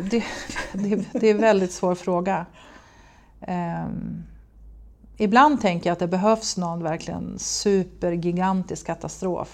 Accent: Gävle, Gävleborg County, Sweden; also born or lived in United States; Gävle kommun, Gävleborgs kommun som jag kommer ifrån

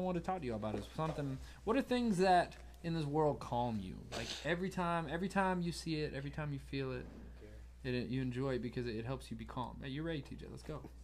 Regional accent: Savannah, Georgia, United States; also born or lived in Nashville, Tennessee; I was born in Nashville, but I moved to Savannah when I was four

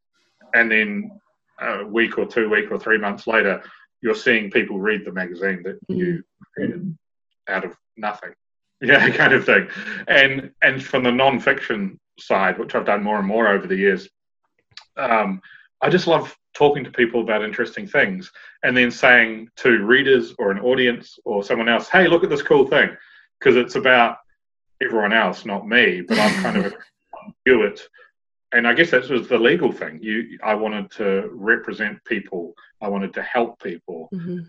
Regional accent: Nelson, New Zealand; moved away as an adult; now in United Kingdom; Growing up in Nelson

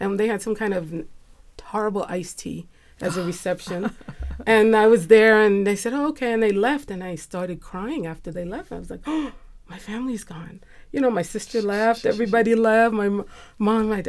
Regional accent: New York City, New York, United States; I grew up in New York City in a Haitian household.

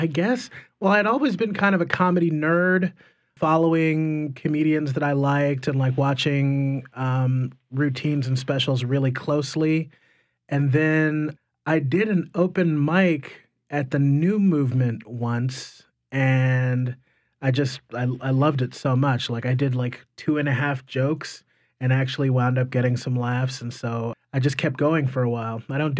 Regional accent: Wiesbaden, Hesse, Germany; born there; And so I was born in Wiesbaden, Germany instead. So we traveled around an awful lot.

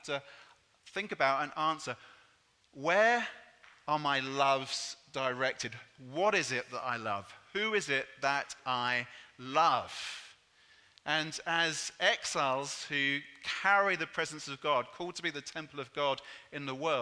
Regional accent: England, United Kingdom; I'm English

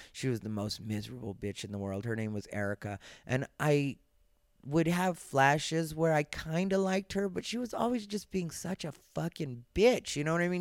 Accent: Arizona, United States; I'm Mexican, I'm from Arizona, I've been that my entire life

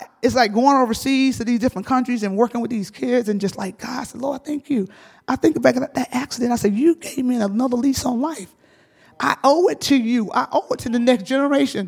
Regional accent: the South, United States; I grew up in the South. I grew up in a field.

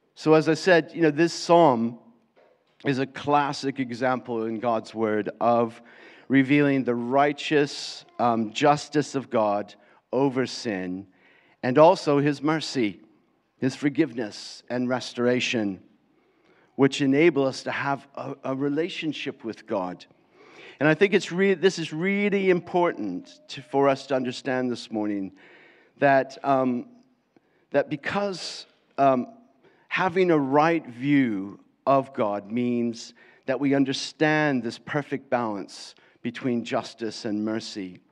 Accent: Florida, United States; accent: American; moved away as an adult; now in England, United Kingdom; I was brought up most of my life in Florida

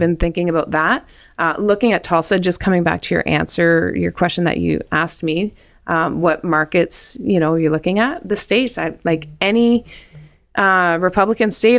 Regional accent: New Brunswick, Canada; moved away; I'm from New Brunswick

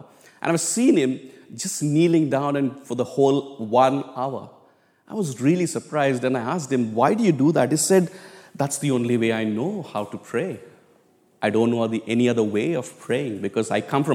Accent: India; moved away; I come from India, it's a very, very common thing for all of us to kneel down in prayer. I mean, in our churches, back home in India, we didn't have chairs

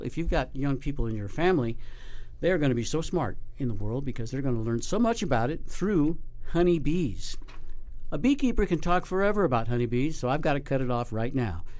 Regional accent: Colorado, United States; now in Nevada, United States; where I grew up in Colorado

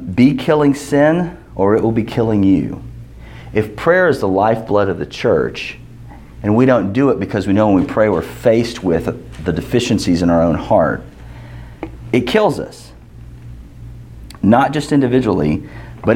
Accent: United States

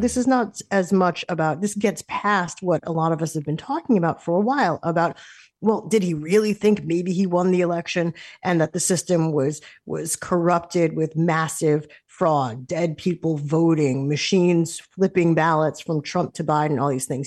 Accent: United States

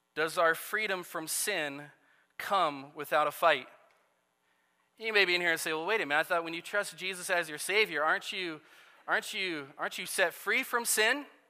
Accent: Nebraska, United States; moved away; also born or lived in Iowa; ever since I was a kid, uh, growing up in Nebraska

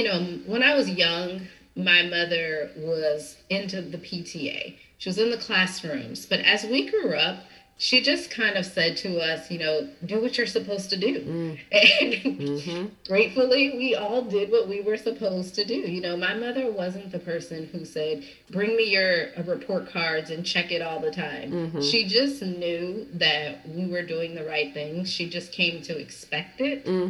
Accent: Southern California, United States; I grew up in Southern California.

